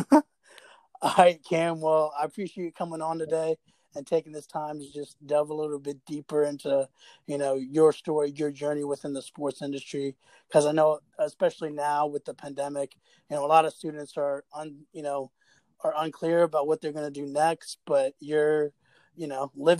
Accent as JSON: {"language": "English", "town": "Jacksonville", "region": "Florida", "country": "United States", "tie": "born or raised there", "also_born_or_lived": "Maryland", "moved": "yes", "said": "I grew up in Jacksonville"}